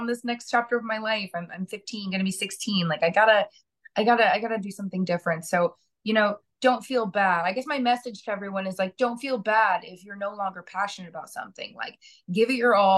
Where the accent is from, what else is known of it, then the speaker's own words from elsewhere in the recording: Kansas, United States; moved away as an adult; also born or lived in New Jersey; now in New York, United States; I was born in Jersey. And then moved to Kansas as a kid. So, you know, so I grew up, you know, 18, 20 years in the Midwest.